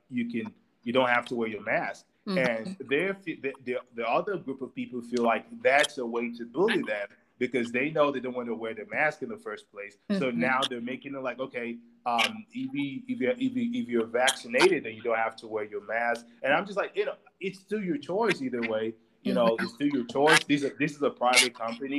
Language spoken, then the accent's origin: English; Texas, United States; my home state of Texas